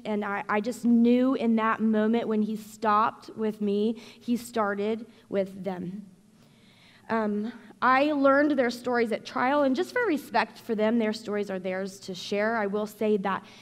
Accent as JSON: {"language": "English", "region": "Indiana", "country": "United States", "tie": "born or raised there", "also_born_or_lived": "Arizona", "moved": "as an adult", "said": "I was born and raised in Indiana"}